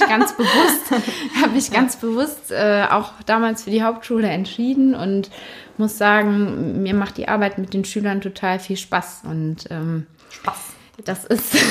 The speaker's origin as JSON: {"language": "German", "town": "Cologne", "region": "North Rhine-Westphalia", "country": "Germany", "tie": "born or raised there", "also_born_or_lived": "Dormagen", "said": "Ich selbst bin aber allerdings in Wickendorf aufgewachsen"}